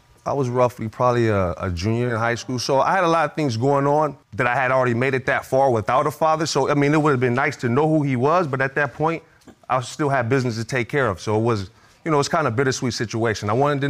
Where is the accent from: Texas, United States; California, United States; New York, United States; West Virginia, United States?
California, United States; Los Angeles; growing up in South Central Los Angeles, you know, it was tough not having a father there.